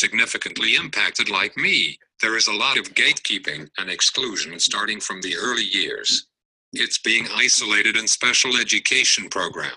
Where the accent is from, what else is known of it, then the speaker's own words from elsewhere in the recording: Cupertino, California, United States; I grew up in Cupertino in the South Bay